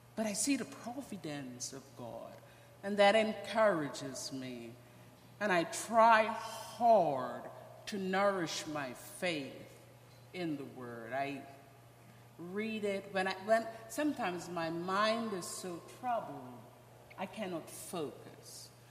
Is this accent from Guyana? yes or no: yes; Georgetown, Guyana; moved away; also born or lived in Ogle Estate, Guyana; I am from Guyana. I was born in a little town in Guyana. It's called Ogle Estate